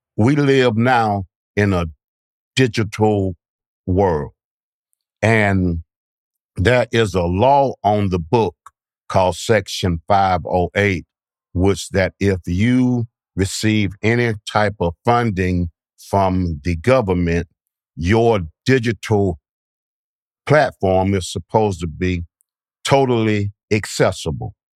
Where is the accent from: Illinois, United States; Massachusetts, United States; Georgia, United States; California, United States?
Georgia, United States; Bainbridge; I'm from Bainbridge, Georgia